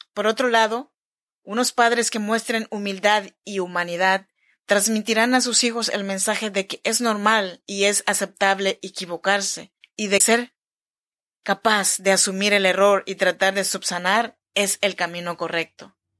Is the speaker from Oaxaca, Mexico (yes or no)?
yes; Chinantec region, Oaxaca, Mexico; Yo soy mexicana, oaxaqueña de la región chinanteca